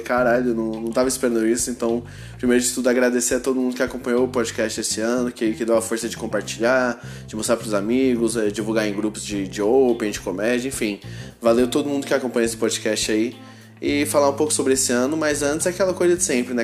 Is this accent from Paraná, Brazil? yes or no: no; Goiânia, Goiás, Brazil; eu sou de Goiânia